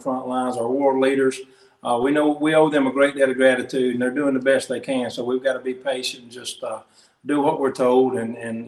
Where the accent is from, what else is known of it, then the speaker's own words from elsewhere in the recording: Samson, Alabama, United States; my hometown, which is Sampson, Alabama